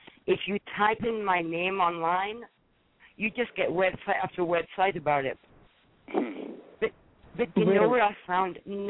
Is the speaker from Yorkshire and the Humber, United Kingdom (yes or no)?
yes; Wakefield, Yorkshire and the Humber, United Kingdom; moved away as an adult; now in United States; Close to my hometown, I'm from Wakefield.